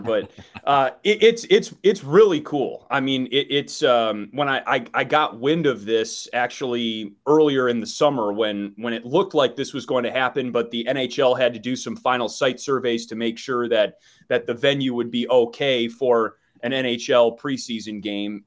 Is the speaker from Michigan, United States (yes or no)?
no; Milwaukee, Wisconsin, United States; moved away as an adult; now in Chicago, United States; I grew up in Wisconsin and, and now I live in Chicago